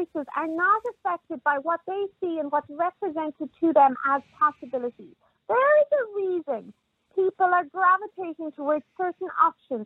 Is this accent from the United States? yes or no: no; Ireland; I grew up in Ireland where my mother, my grandmother, they had no options